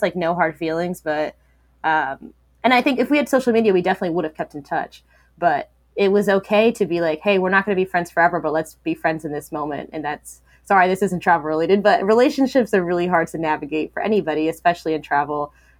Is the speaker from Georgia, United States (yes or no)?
no; Virginia, United States; also born or lived in San Diego, California / Kansas City, Missouri / Japan; So I was born in San Diego, California. Lived there for 2 years, moved to Kansas City, Missouri, lived there for 2 years, moved to Virginia for 1 year, Japan for 3 years, Virginia for the 10 years.